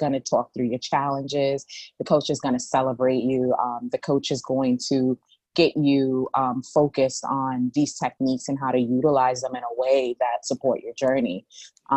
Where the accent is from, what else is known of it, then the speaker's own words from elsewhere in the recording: New York City, New York, United States; I'm from the Bronx